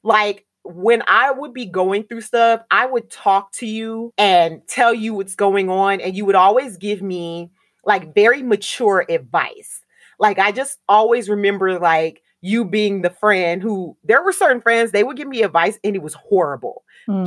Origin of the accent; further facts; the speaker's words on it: Southern California, United States; moved away; also born or lived in Miami; I am Black American from Southern California